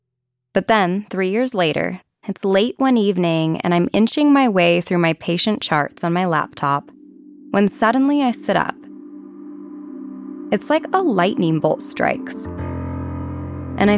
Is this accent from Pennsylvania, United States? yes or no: no; Ogden, Utah, United States; my hometown of Ogden, Utah